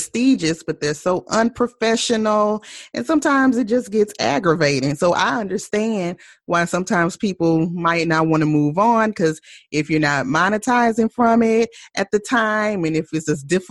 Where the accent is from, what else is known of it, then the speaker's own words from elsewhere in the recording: Baton Rouge, Louisiana, United States; moved away as an adult; now in Los Angeles, United States; I'm originally from Baton Rouge, Louisiana. I'm a Southern girl. But in 2004, I moved to Los Angeles